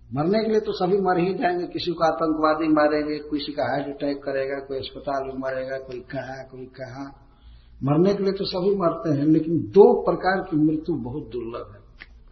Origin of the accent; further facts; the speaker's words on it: a village near Kudra station, Bihar, India; Kudra station पर हमारे गांव के निकट जो स्टेशन है